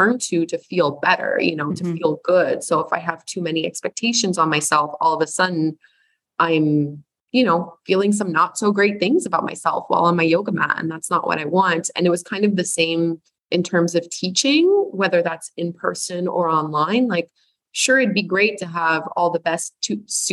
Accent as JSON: {"language": "English", "country": "Canada", "said": "I'm Canadian."}